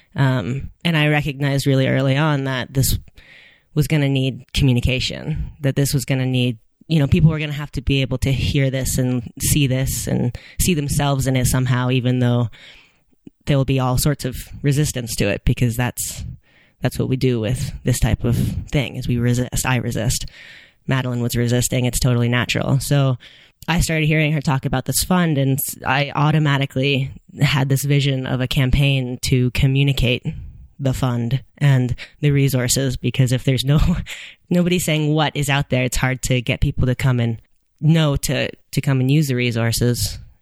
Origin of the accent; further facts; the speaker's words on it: Boulder, Colorado, United States; I have been climbing since I was nine, um, growing up in Boulder.